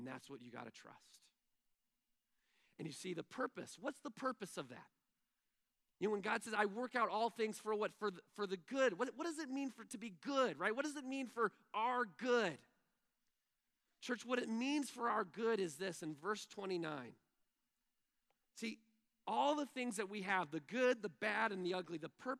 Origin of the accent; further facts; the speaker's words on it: Texas, United States; first language English; I'm from Texas